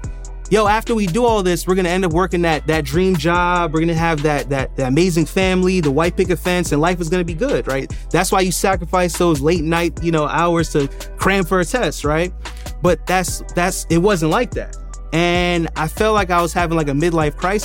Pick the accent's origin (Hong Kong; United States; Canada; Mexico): United States; New York City, New York; also born or lived in Jamaica; I was born in Jamaica, but I was raised in Brooklyn, New York